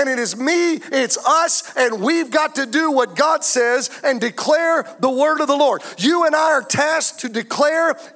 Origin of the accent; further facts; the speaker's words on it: United States; I'm an American